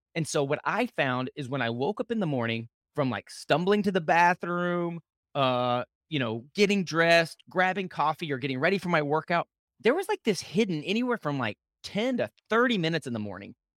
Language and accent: English; Lubbock, Texas, United States; I grew up in West Texas, in Lubbock, Texas